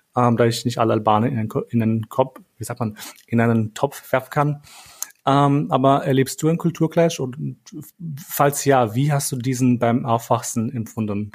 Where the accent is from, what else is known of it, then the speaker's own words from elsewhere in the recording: Kosovo; moved away; bei uns in Kosovo